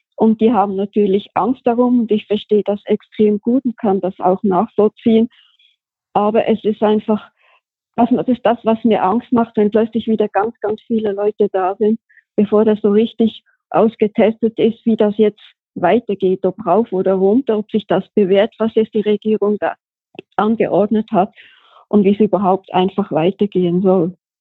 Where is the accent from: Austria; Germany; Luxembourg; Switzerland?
Switzerland; moved away as an adult; ich bin geboren und aufgewachsen in der Schweiz, hab da auch gearbeitet.